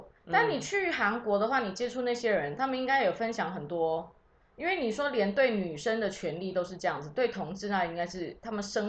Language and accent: Chinese; Taiwan; 我觉得我是在台湾出生的这件事，我觉得很幸福。